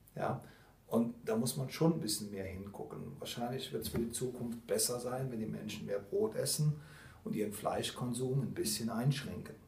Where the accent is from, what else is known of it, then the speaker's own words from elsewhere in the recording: Rhineland, Germany; Bin Rheinländer